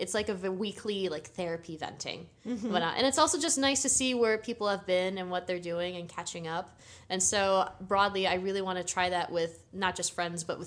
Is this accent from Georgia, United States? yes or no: no; Connecticut, United States; moved away; another friend that I grew up with in Connecticut, where I'm from